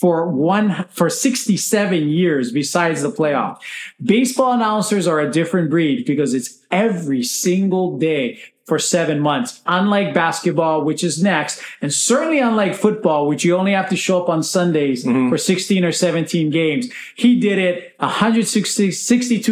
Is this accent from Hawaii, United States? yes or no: yes; Big Island of Hawaii, United States; growing up on the Big Island of Hawaii, where we didn't get Honolulu stations